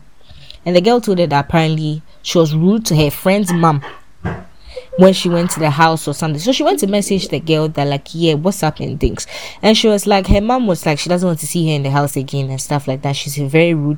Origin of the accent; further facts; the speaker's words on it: Ghana; moved away; as a Ghanaian woman